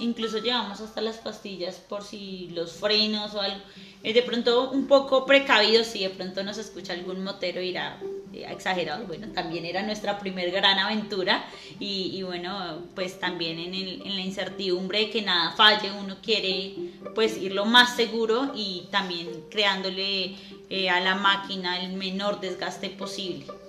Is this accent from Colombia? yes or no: yes; Soacha, Cundinamarca, Colombia; nosotros somos de tierra fría, nosotros somos de cerca a, Bogotá de Soacha, lo que llamarían por acá rolos